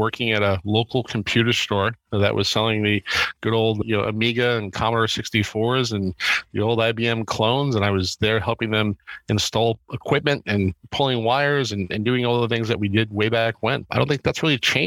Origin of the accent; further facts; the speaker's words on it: Middle Island, New York, United States; I was a Long Island boy. So I grew up in the 516 area code